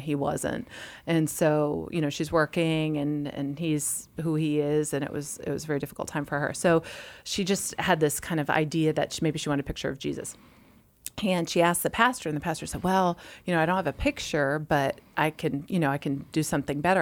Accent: Massachusetts, United States; I'm from Massachusetts, so in public school in Massachusetts in the winter

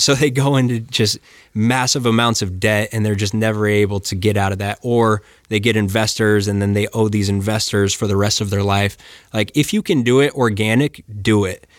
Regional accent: Flagstaff, Arizona, United States; I grew up in Flagstaff

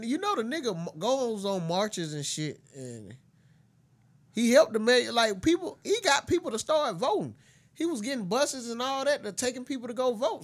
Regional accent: the South, United States; I'm from the South.

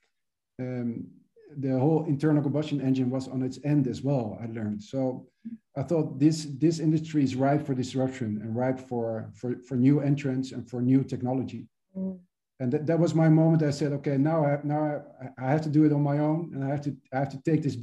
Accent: Venezuela; moved away; also born or lived in United States / Amsterdam; I was born and raised in Venezuela

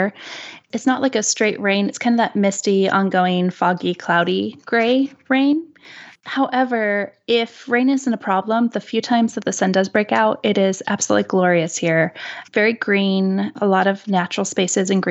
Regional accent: just outside of Portland, Oregon, United States; I was born and raised just outside of Portland, just west on our family farm

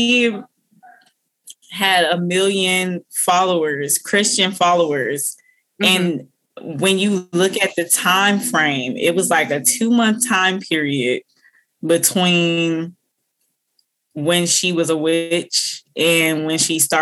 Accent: Minnesota, United States; also born or lived in Illinois; And I'm from Minnesota. I've lived here almost my whole life

